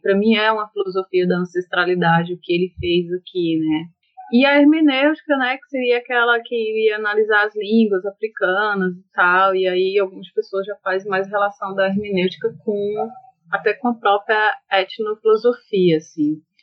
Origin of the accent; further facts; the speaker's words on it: Ceará, Brazil; also born or lived in Bahia; voltei, né, para minha terra de fato